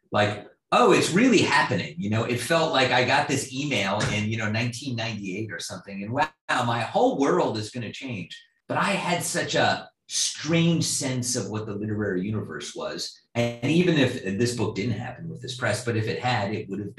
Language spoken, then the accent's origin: English; East Coast, United States; moved away as an adult; now in Midwest, United States; I grew up in the East Coast.